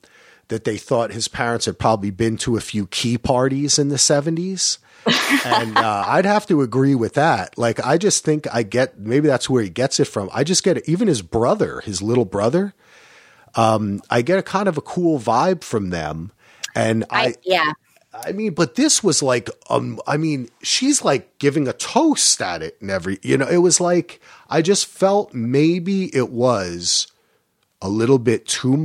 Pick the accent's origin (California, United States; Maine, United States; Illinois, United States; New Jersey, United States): New Jersey, United States; They say Giudice, but see, I'm from Jersey, so I would say Giudice.